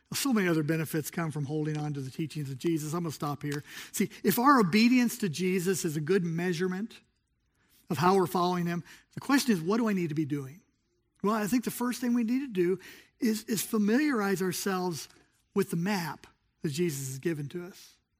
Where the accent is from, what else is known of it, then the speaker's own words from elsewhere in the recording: Southern California, United States; moved away; I grew up in Southern California